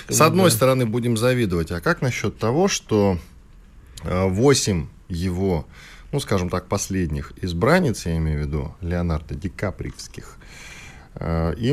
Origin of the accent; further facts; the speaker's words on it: Moscow, Russia; Я коренной тебе. москвич